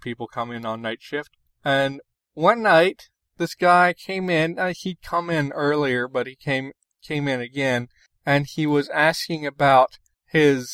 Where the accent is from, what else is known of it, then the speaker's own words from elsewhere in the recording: Elkins, United States; the name of my hometown as Elkins instead of Elkins